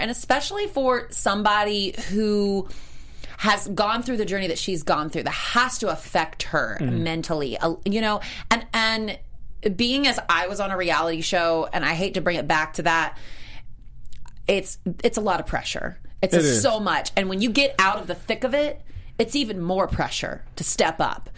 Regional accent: South Carolina, United States; I'm from South Carolina

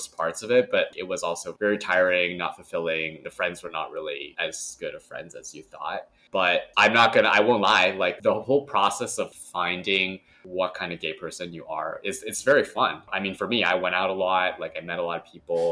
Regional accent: California, United States; we grew up in California

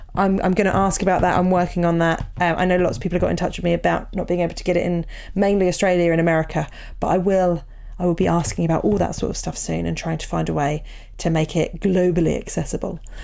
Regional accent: Portsmouth, South East England, United Kingdom; both growing up in Portsmouth

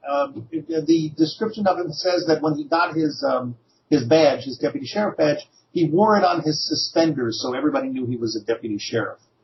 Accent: Newark, New Jersey, United States; a native of Newark, New Jersey, just over the, uh, across the river from New York City

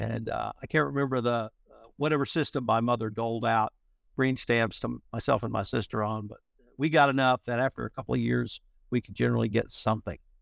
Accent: Texas, United States; I'm from Texas

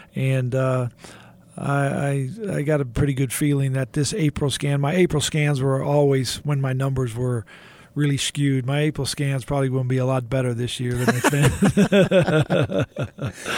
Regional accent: Houston, Texas, United States; I was a kid growing up in Houston

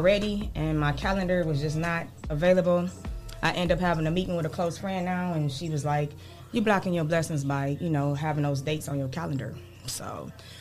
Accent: Toledo, Ohio, United States; Born and raised in Toledo, south side of Toledo

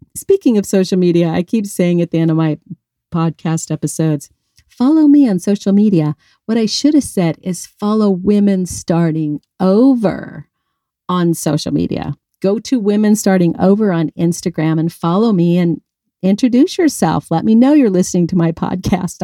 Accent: Colorado, United States; now in Arizona, United States; I grew up in Colorado. I'm a mountain girl

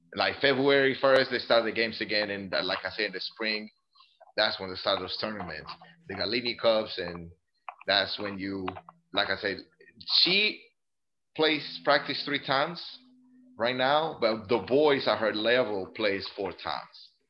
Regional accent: Colombia; also born or lived in Greenville, South Carolina; now in Italy; I grew up in Colombia

